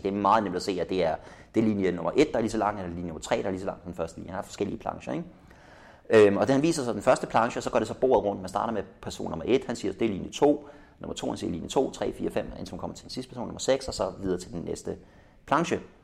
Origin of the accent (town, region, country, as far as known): Denmark